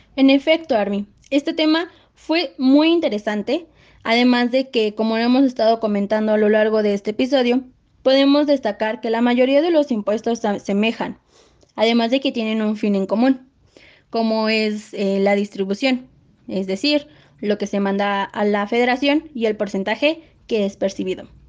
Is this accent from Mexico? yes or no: yes; Mexico; es nuestra obligación como mexicanos